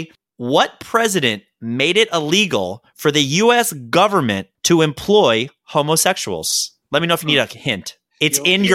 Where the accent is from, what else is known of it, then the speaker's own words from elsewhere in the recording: Maryland, United States; That's just purely because I'm from Maryland, right?